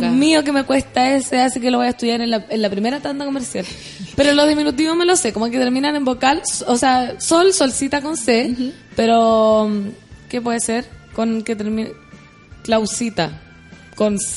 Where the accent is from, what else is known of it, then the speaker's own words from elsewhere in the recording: Chile; Yo soy chilena, chilena.